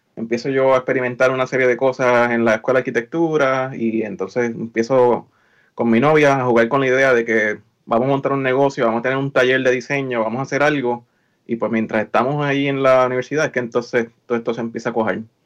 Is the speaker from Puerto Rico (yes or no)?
yes; Lares, Puerto Rico; moved away as an adult; also born or lived in San Juan, Puerto Rico; now in Maryland, United States; yo soy natural de Lares, eh, estudié en Lares, en la, en la high